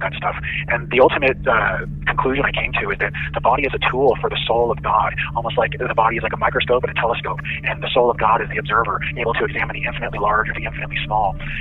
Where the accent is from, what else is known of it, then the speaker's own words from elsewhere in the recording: Arizona, United States; I grew up in Arizona